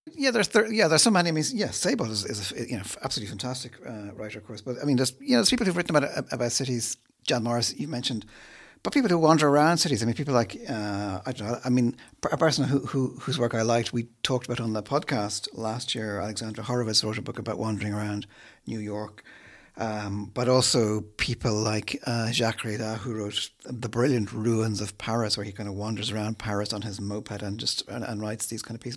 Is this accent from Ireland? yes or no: yes; Dublin, Leinster, Ireland; I'm not from Dublin. I came here as a child